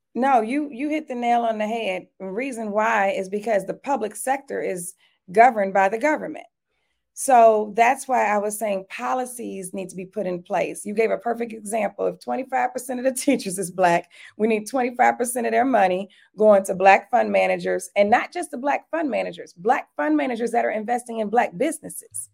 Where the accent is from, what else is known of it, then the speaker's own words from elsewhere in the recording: Detroit, Michigan, United States; now in Atlanta, United States; I grew up in Detroit, Michigan